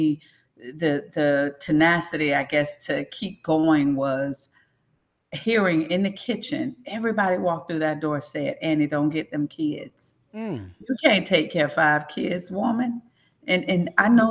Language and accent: English; St. Petersburg, Florida, United States; in St. Pete, I grew up in South St. Pete, rough area